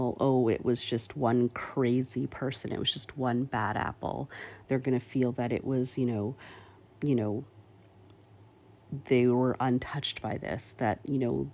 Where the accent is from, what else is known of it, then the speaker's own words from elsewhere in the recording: Canada; as a Canadian